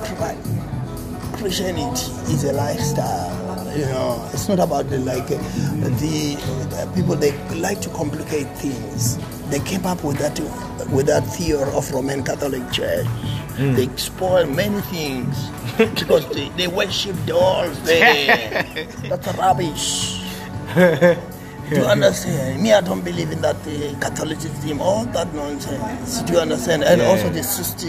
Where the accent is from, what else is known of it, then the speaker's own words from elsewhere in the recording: South Africa; I'm a South African